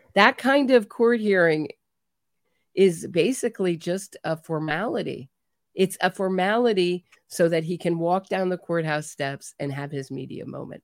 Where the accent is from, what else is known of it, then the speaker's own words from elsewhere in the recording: United States; as an American